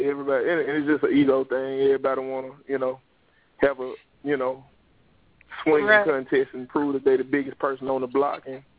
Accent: Memphis, Tennessee, United States; moved away as an adult; now in Nashville, United States; I've lived in Memphis my entire life up until October of 2013. I moved to Nashville here this past October.

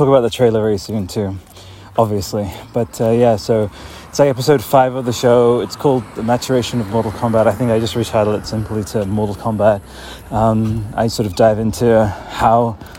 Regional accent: Italy; moved away; 1997, I was growing up in Italy

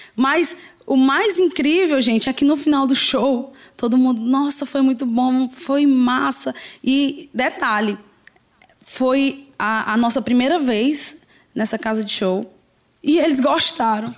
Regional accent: Fortaleza, Ceará, Brazil; sou aqui mesmo de Fortaleza, sou do Parque dos Irmãos.

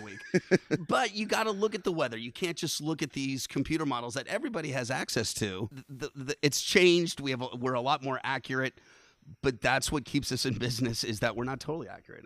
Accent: San Francisco, California, United States; now in Vermont, United States; growing up in San Francisco, you, you're kind of a … fan at birth, 'cause I literally lived ten blocks from the Haight Ashbury district

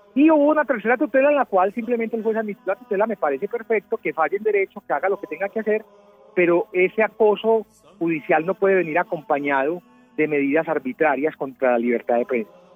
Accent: Medellín, Antioquia, Colombia; yo soy de Medellín

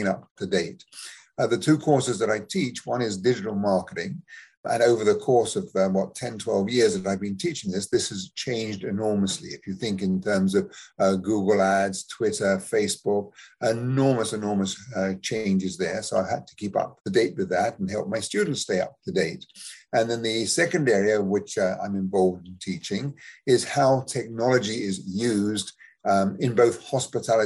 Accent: United Kingdom; moved away as an adult; also born or lived in United States; now in Canada; as maybe you can tell from my accent, I'm someone who was born in England, just south of London.

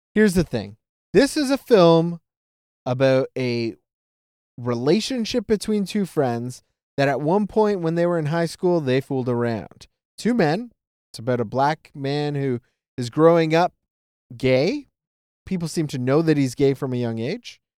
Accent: Toronto, Ontario, Canada; I grew up around in Toronto, it's very multicultural

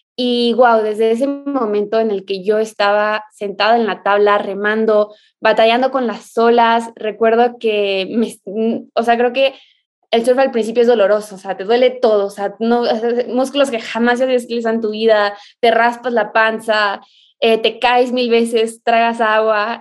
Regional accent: Mexico; Soy surfista mexicana

